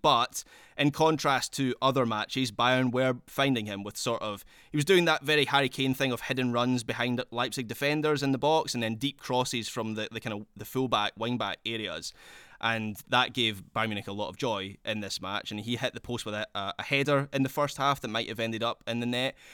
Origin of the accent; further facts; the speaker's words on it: Scotland, United Kingdom; accent: Scottish; my Scottish accent